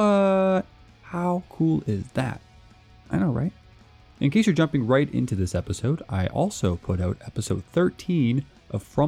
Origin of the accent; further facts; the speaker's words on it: Canada; accent: Canadian; My Canadian accent